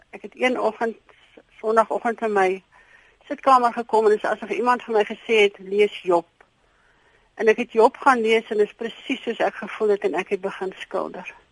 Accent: Krugersdorp, Gauteng, South Africa; now in Philippolis, South Africa; Ek kom oorspronklik van Kreeusdorp, Johannesburg se wêreld af. En ons het hiernatoe getrek

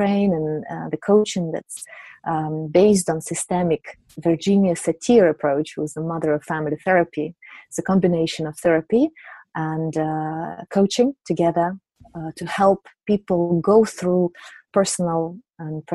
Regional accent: Siberia, Russia; also born or lived in St. Petersburg, Russia / London, United Kingdom / Geneva, Switzerland; now in United Kingdom; I come from Russia, from Siberia.

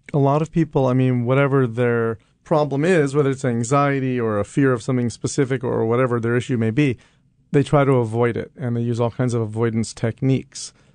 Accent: New York, United States; as a kid growing up in New York

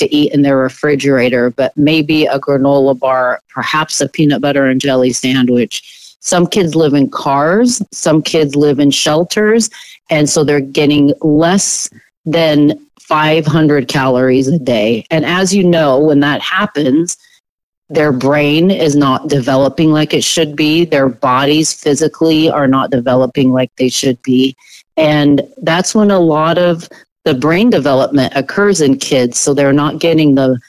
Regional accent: Portland, Oregon, United States; I am a native Oregonian, you know, born and raised in Southeast Portland

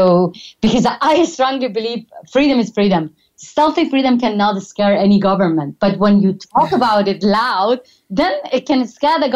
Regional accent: Iran; moved away as an adult; toward my hometown

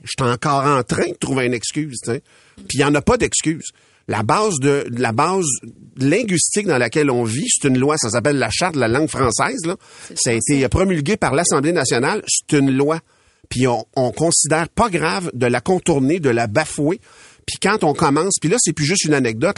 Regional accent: Louiseville, Quebec, Canada; J'ai grandi à Louisville dans le dans un rang. Au bout du rang, chez nous, c'est le village, la municipalité de Masquinongé

